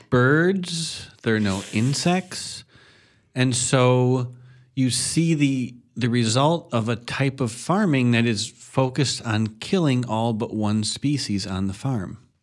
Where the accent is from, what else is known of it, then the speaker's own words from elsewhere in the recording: Madison, Wisconsin, United States; also born or lived in Chicago / Middle Ridge / Coon Valley; I was born in Chicago. I lived for a little while up in Middle Ridge when we were moving to Madison, and then I spent my childhood in Madison